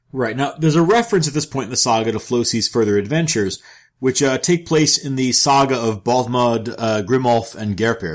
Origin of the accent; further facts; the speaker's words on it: New York, United States; moved away; I am from New York